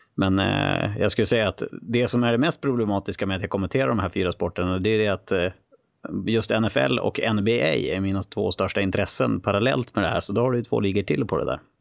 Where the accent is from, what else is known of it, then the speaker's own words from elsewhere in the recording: Skellefteå, Västerbotten County, Sweden; jag är från Skellefteå i grund och botten